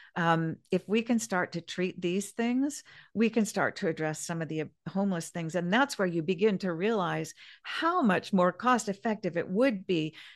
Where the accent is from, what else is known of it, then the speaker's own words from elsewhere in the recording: Kansas, United States; now in Grover Beach, United States; I grew up, um, I was from Kansas for a while, my family were all from Kansas